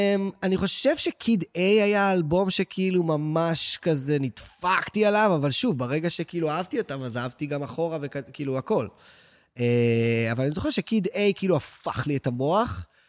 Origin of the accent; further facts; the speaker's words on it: Tel Aviv, Tel Aviv District, Israel; בטח שאני גם תל אביבי, שגם לא היה לי את העניין של אפילו לעבור לתל אביב